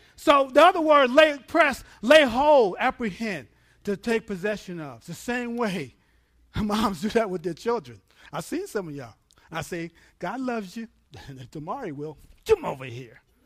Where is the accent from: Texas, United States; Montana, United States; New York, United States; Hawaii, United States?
New York, United States; I'm from New York